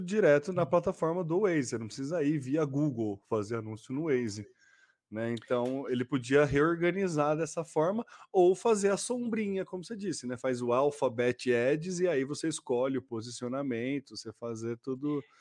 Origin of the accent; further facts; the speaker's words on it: São Carlos, São Paulo, Brazil; Nós somos de São Carlos.